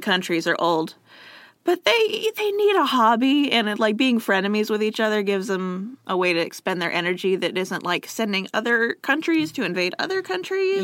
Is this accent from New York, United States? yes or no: yes; New York, United States; as a New Yorker